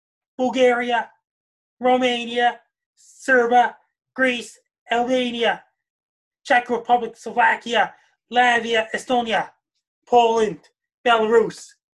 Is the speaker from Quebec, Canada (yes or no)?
no; Sydney, Nova Scotia, Canada; I grew up in Sydney, Nova Scotia.